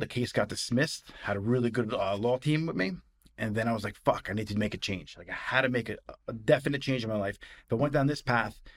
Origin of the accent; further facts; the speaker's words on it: Whippany, New Jersey, United States; also born or lived in Newark, New Jersey; I grew up in Whippany